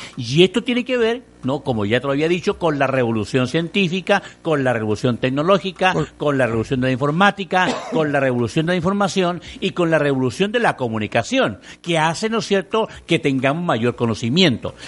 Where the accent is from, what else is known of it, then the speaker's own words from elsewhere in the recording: Mexico; somos nosotros los mexicanos